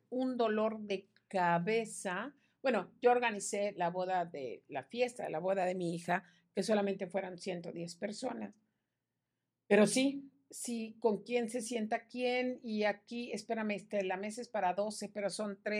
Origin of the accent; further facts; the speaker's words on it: Yucatán, Mexico; ahora, tiempo y no solamente somos eh yucatecos los que vivimos en Yucatán.